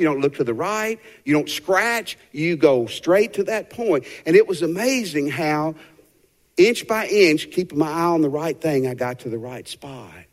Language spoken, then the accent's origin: English; Tennessee, United States; moved away as an adult; also born or lived in Fort Worth, Texas; my parents still lived in Tennessee